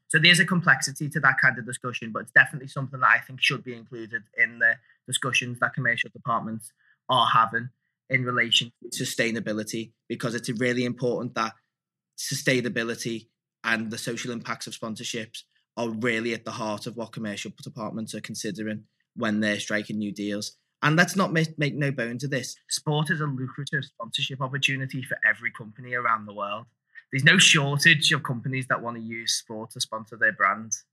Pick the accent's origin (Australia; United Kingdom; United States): United Kingdom; Liverpool, North West England; I grew up in Anfield